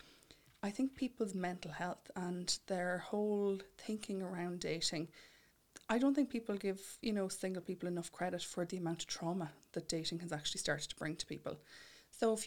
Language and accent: English; Mullingar, Westmeath, Ireland; I'm from Mullingar myself